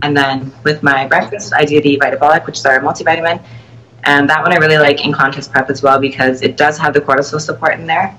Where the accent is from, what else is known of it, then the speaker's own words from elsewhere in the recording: Toronto, Ontario, Canada; I will be at the Toronto Pro Show as well, my hometown